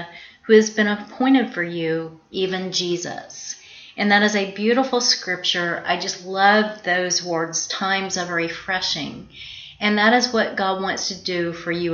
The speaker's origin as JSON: {"language": "English", "region": "South Georgia", "country": "United States", "tie": "born or raised there", "also_born_or_lived": "Florida", "moved": "yes", "said": "I was raised and born in Georgia, South Georgia, the deep part of the South, and I also lived a little while in Florida"}